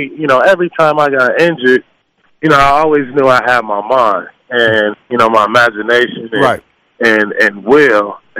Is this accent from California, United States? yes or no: yes; Los Angeles, California, United States; You know, growing up in South Central Los Angeles, you got to survive, right?